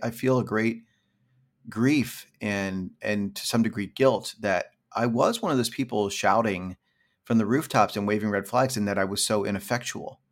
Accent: Pennsylvania, United States; also born or lived in California; now in New York, United States; I grew up in suburban rural Pennsylvania

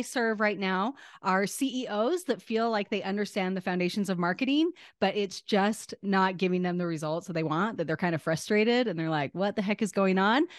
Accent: Northern Utah, United States; I was born in Northern Utah in the United States of America

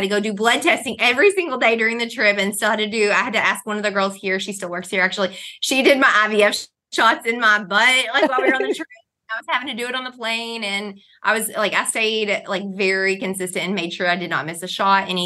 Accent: Kentucky, United States; I've grown up, you know, actually a backwoods Southern Christian Baptist. So we went to, when I was a church, we went to church when I was a kid. It was a one room wooden church with an outhouse and a wood stove. So we're from Kentucky

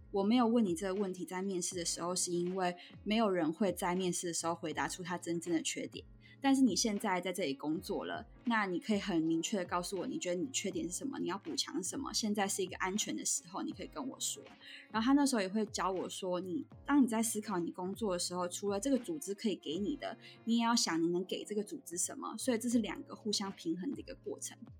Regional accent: Taiwan; also born or lived in Ontario, Canada; now in Canada; 那回台湾就是它当然是什么都比较便宜

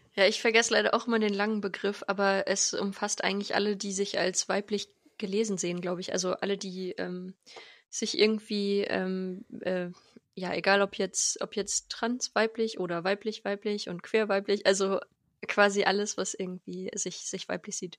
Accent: Lengerich, North Rhine-Westphalia, Germany; also born or lived in Bad Nenndorf / France; now in Hanover, Germany; Ich komme aus, aus Lengerich, da sind meine Eltern und meine Family

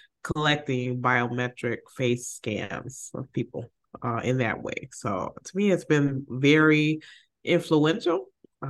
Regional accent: Chicago, Illinois, United States; maybe I'm just being having my favorites because I'm from Chicago.

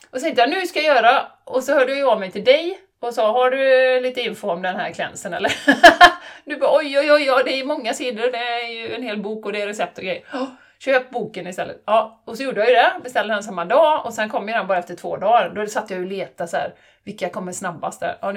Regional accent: Borås, Västra Götaland, Sweden; accent: Boråsiska; Är Boråsiska. Är boråsiska.

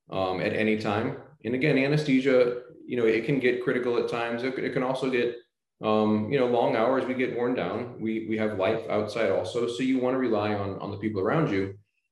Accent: St. Louis, Missouri, United States; moved away as an adult; now in Florida, United States; I grew up in the Midwest in St. Louis

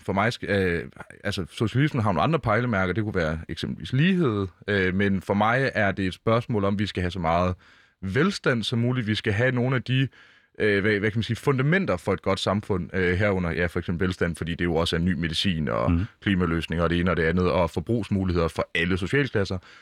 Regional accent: Mårslet, Central Denmark Region, Denmark; now in Copenhagen, Denmark; i Morslet, hvor jeg voksede op

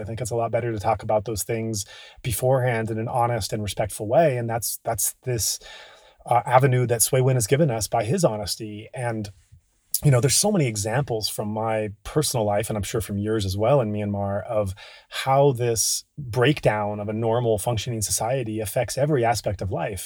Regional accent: United States; We're both American

